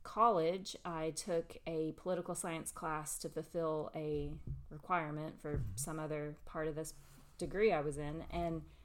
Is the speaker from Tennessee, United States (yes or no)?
yes; McMinn County, Tennessee, United States; I'm actually from here. I was born and raised in McMinn County